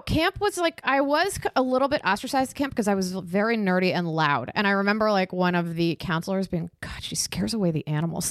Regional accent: Takoma Park, Maryland, United States; also born or lived in Silver Spring, Maryland / Vermont; I grew up in Tacoma Park

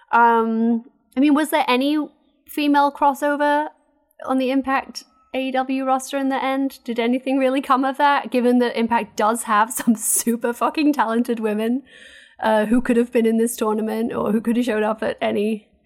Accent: United States; I'm, I'm American.

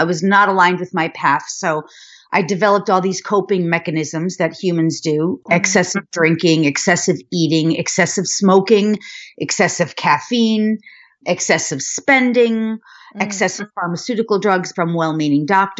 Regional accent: Westchester County, New York, United States; born there; I was born in New York, outside of Manhattan in Westchester County.

